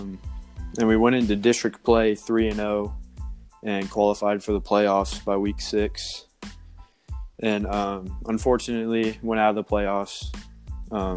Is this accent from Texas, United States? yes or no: yes; Clyde, Texas, United States; I'm from Clyde, Texas, small town